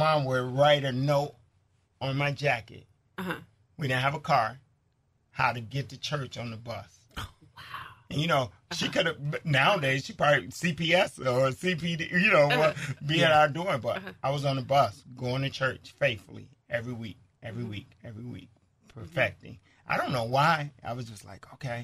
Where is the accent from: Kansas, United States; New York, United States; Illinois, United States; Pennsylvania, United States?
Illinois, United States; Chicago; I'm from Chicago, the South Side